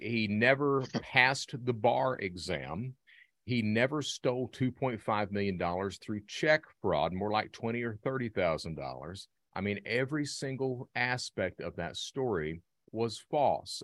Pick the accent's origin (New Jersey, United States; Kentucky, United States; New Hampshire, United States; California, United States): Kentucky, United States; Hazard; I'm from Eastern Kentucky, Hazard, Kentucky